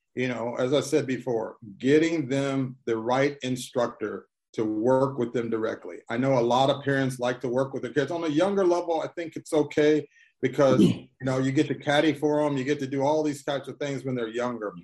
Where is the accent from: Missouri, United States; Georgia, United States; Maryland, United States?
Missouri, United States; Columbia; I'm originally from Columbia, Missouri.